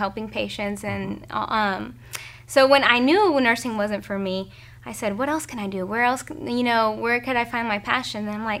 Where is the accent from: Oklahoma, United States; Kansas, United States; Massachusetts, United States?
Oklahoma, United States; Kingfisher; growing up in Kingfisher